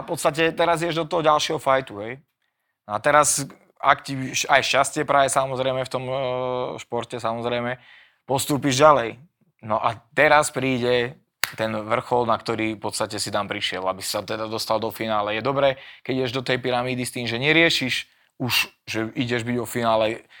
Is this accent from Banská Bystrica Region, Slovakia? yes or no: yes; Banská Bystrica, Banská Bystrica Region, Slovakia; ja teraz doma v Bystrici